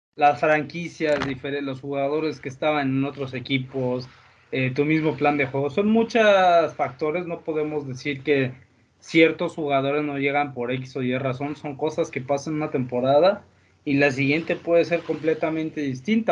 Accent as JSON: {"language": "Spanish", "country": "Mexico", "said": "como somos los mexicanos"}